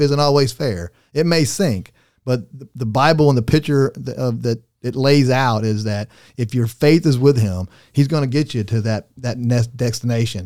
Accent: Arkansas, United States; I'm from Arkansas

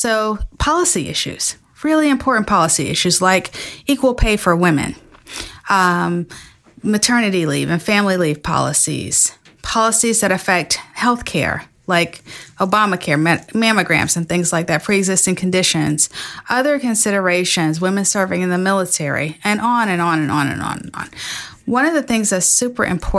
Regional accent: Florida, United States; moved away; my home state of Florida

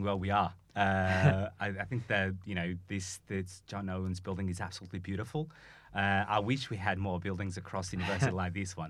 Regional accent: Portugal; now in Manchester, United Kingdom; I am from Portugal.

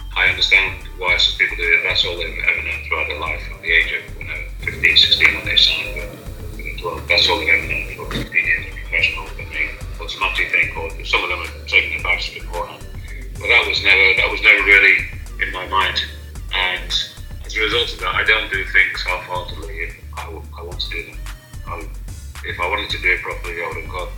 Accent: Liverpool, North West England, United Kingdom; I was raised in Liverpool. So in that way, I'm a Liverpoolian

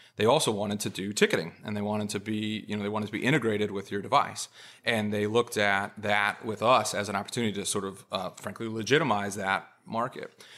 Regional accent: California, United States; moved away; I'm from California originally.

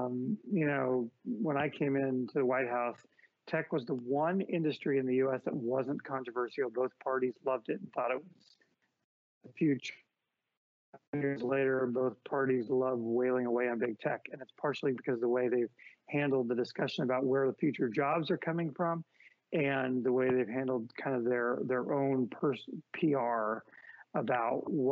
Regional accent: San Francisco, California, United States; my hometown of San Francisco, where I'm at now

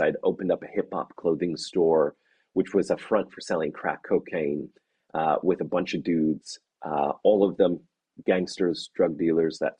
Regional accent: Canada; moved away as an adult; now in Oxford, United Kingdom; I'm Canadian

